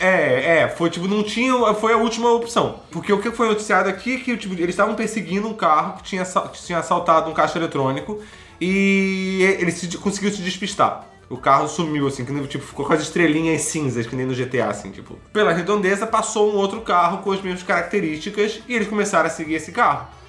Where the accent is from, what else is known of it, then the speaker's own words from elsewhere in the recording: Brazil; nós somos brasileiros